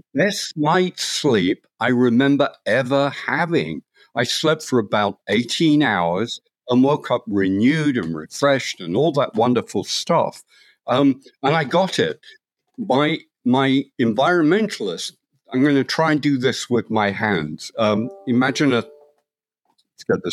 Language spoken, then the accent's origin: English; London, United Kingdom; moved away; I grew up in London, was a scientist